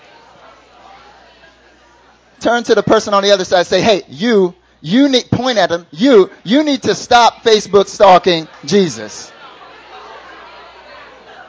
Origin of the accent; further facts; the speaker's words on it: North Carolina, United States; accent: thick country accent; I'm from North Carolina, born and raised. I'm from the mountains. When I went to high school, they called me … because I had such a thick country accent